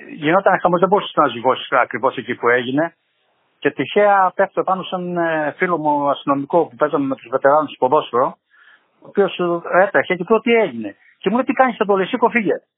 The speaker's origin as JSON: {"language": "Greek", "area": "Troizinia", "region": "Attica", "country": "Greece", "moved": "as an adult", "lives_now": "Oslo, Norway", "said": "Είμαι από το Καρατζά Τριζινίας, από ένα χωριό της Τριζινίας. Μένω στο Όσλο 35 χρόνια."}